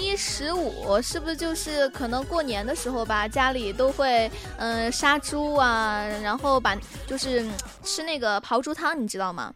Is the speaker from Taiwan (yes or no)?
no; Chongqing, China; moved away; 豆瓣就是我们重庆那边的